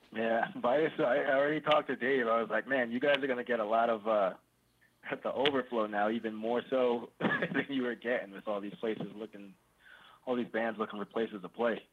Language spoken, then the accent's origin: English; New York City, New York, United States; I grew up in East New York, like way out east